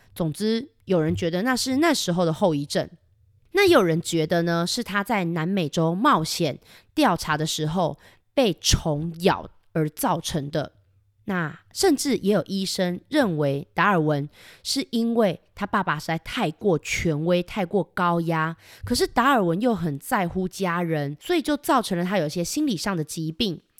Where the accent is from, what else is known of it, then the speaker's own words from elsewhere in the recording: Kaohsiung, Taiwan; 我们高雄真是一个很棒的城市，我非常的喜欢